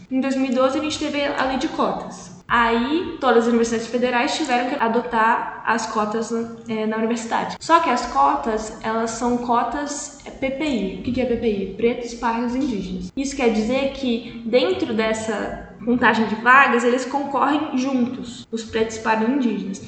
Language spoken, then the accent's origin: Portuguese; Poços de Caldas, Minas Gerais, Brazil; moved away as an adult; also born or lived in Manaus; now in Campinas, Brazil; nasci e cresci em Poços de Caldas